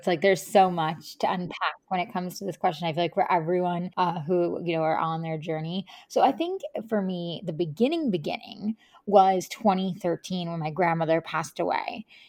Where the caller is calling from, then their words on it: Tennessee, United States; also born or lived in California; But yeah, I'm calling in from Tennessee, and I'm just excited to have this conversation with you.